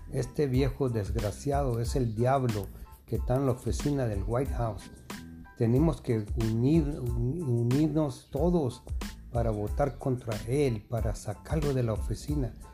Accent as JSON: {"language": "Spanish", "town": "El Paso", "region": "Texas", "country": "United States", "moved": "yes", "lives_now": "California, United States", "said": "del Paso, Texas. Vivo en California"}